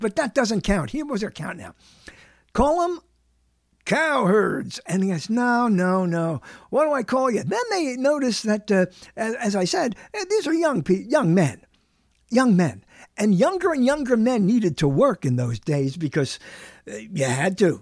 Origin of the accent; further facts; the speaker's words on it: New York City, New York, United States; I was born in the bedroom of New York, which is what they called Brooklyn, New York